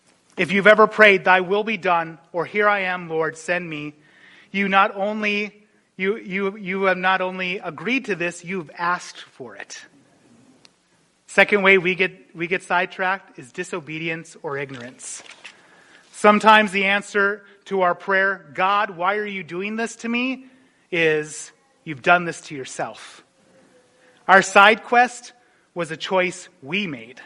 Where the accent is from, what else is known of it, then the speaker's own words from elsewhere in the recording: North Dakota, United States; moved away; I remember growing up in North Dakota